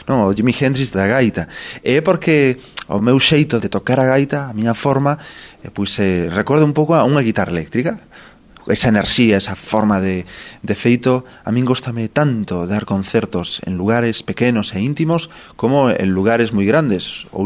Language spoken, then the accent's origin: Galician; Galicia, Spain; Eu que veño da Galiza, que un paraíso tamén como Portugal, un paraíso que mira hacia o mar